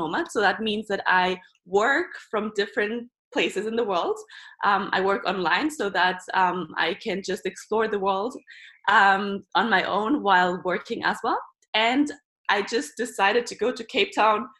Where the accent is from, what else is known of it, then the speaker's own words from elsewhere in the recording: Barcelona, Catalonia, Spain; moved away; also born or lived in Germany; I was born in Germany, but then at the age of 3, I moved to Barcelona with my mom and grew up there